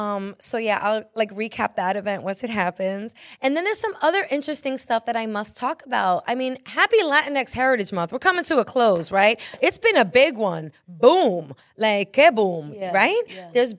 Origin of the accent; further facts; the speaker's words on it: New York, United States; You guys, as a New Yorker, I'm like, how many freaking times have I driven by the United Nations